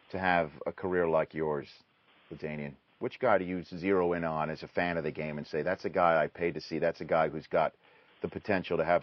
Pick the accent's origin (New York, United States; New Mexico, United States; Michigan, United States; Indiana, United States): New York, United States; New York City; I'm from the New York City area